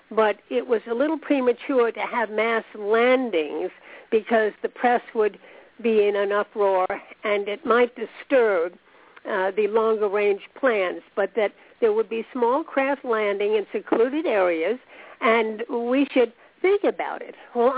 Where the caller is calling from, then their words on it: Florida, United States; I'm … from Florida.